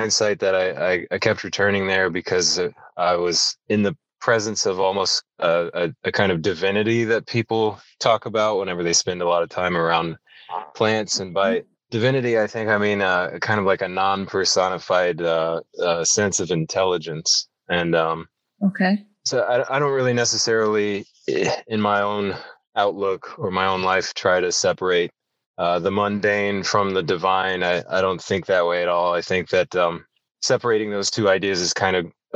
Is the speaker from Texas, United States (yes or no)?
yes; Fort Worth, Texas, United States; the city that I grew up in Fort Worth